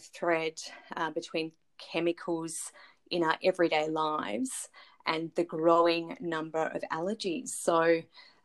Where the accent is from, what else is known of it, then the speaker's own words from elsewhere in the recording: Melbourne, Victoria, Australia; moved away as an adult; now in Brisbane, Australia; I'm born and raised in Melbourne